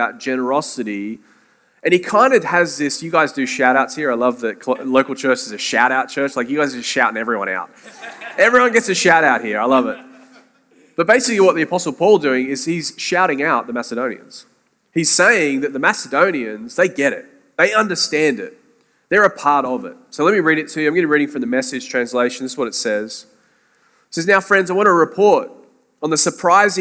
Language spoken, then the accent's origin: English; Sydney, New South Wales, Australia; moved away as an adult; now in St. Augustine, United States; Sydney, Australia is where I'm from, but via St. Augustine, Florida